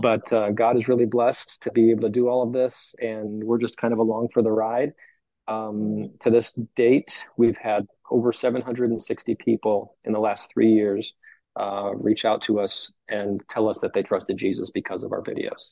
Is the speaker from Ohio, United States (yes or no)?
yes; Cleveland, Ohio, United States; moved away as an adult; now in North Carolina, United States; I'm from Cleveland